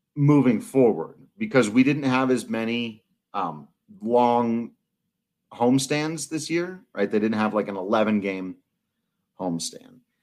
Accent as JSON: {"language": "English", "town": "Palisade", "region": "Colorado", "country": "United States", "tie": "born or raised there", "said": "my hometown Palisade"}